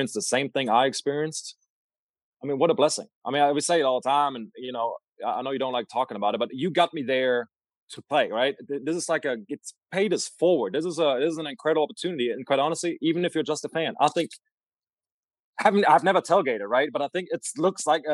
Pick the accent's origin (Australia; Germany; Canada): Germany; Düsseldorf, North Rhine-Westphalia; moved away; People from Düsseldorf probably wouldn't agree right now, which is my hometown